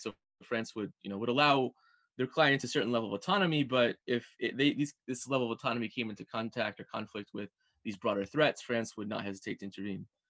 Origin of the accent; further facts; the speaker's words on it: Pennsylvania, United States; I, am an American and I grew up in Pennsylvania